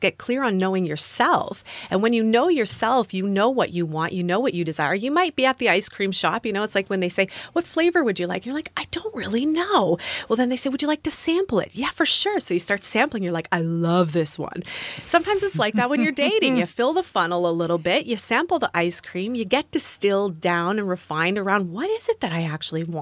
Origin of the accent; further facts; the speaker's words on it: Canada; moved away; also born or lived in United States; I'm from Canada, temporarily living in the US